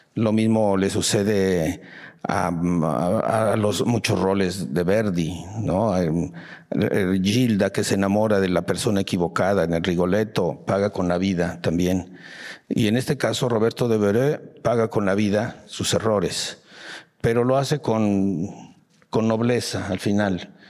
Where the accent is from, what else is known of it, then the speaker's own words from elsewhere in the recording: Mexico; sí, maestro, soy mexicano.